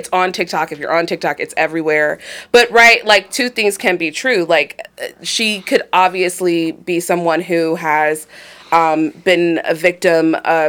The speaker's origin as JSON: {"language": "English", "town": "Cleveland", "region": "Ohio", "country": "United States", "tie": "born or raised there", "said": "I'm from Cleveland. I grew up in Ohio City."}